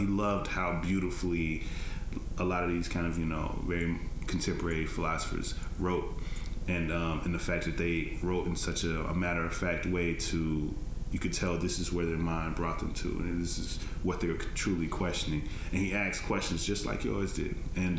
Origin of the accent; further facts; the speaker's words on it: Tennessee, United States; I'm from Tennessee and I went to school in Tennessee